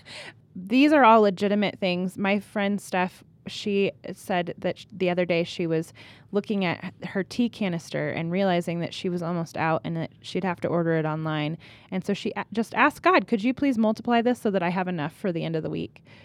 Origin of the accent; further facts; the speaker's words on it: California, United States; now in Colorado, United States; I'm from California